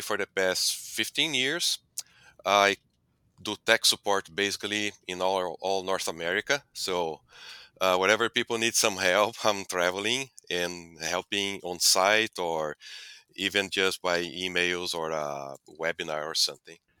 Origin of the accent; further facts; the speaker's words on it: Brazil; moved away as an adult; also born or lived in Delaware, United States; now in United States; I'm originally from Brazil. I grew up on a dairy that became a beef operation. Then I came to U S to pursue my, uh, P H D